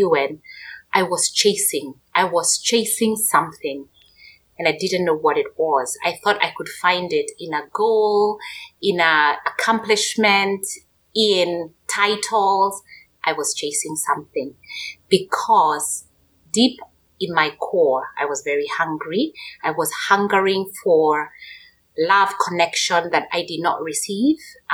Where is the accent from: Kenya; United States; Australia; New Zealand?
Kenya; moved away as an adult; born and raised in Kenya, in Africa